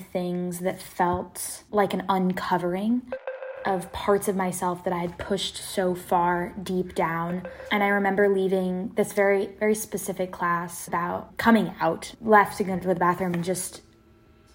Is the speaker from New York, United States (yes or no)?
no; Seattle, Washington, United States; I'm from Seattle, Washington. I was born and raised in South Seattle